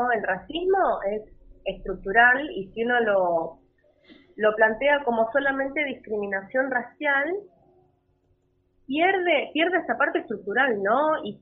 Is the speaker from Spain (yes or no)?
no; Esquel, Chubut, Argentina; desde mi ciudad natal, donde soy yo, en Esquel, em, hablé con el director de cultura, le comenté la historia y desde las redes de Esquel salió la historia de María, que Esquel es un lugar chico y no se conoce, la verdad.